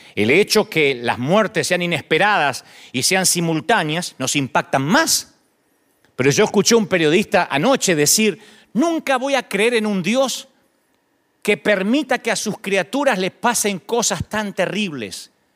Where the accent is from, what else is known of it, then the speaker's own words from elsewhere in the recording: Argentina; now in United States; Las iglesias en Argentina, en mi país